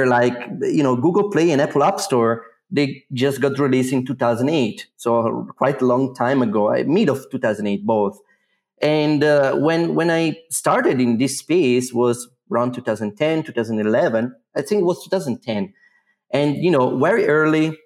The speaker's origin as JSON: {"language": "English", "country": "Italy", "moved": "as an adult", "lives_now": "Zurich, Switzerland", "said": "Originally, I'm from Italy"}